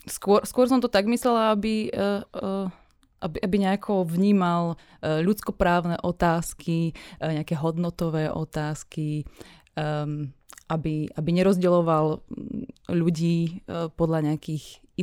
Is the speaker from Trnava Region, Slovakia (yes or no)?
no; Rimavská Sobota, Banská Bystrica Region, Slovakia; Samozrejme, že v malých mestách, keďže ja pochádzam z Rimavskej soboty